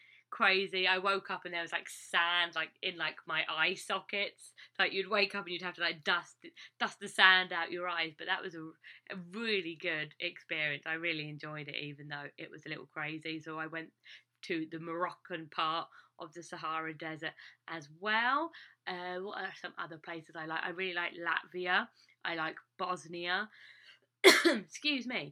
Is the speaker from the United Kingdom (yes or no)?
yes; England, United Kingdom; moved away as an adult; now in United States; I'm English